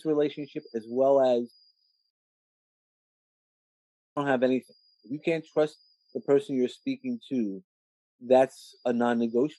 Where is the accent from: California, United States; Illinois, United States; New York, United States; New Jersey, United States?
New York, United States; I come from New York